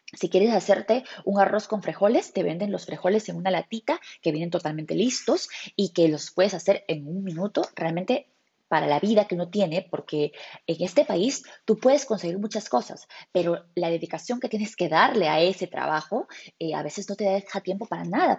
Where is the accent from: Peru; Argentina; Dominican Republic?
Peru; nosotros como peruanos en mi cultura tenemos